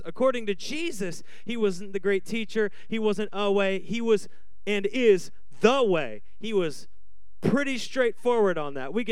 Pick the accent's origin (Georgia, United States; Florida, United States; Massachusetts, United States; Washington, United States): Washington, United States; moved away as an adult; now in Arizona, United States; I'm from Washington